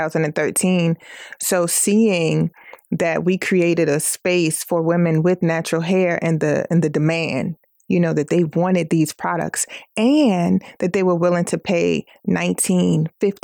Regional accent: United States; I'm American

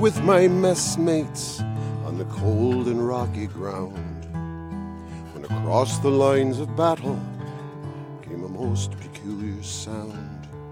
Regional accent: Wisconsin, United States; moved away as an adult; I was raised in Wisconsin

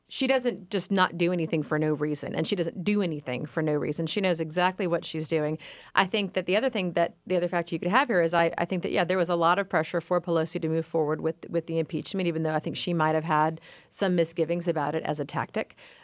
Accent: Louisiana, United States; now in Georgia, United States; I am from Louisiana.

